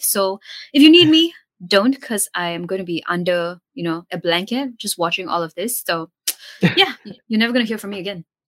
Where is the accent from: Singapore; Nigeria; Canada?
Singapore; as Singaporean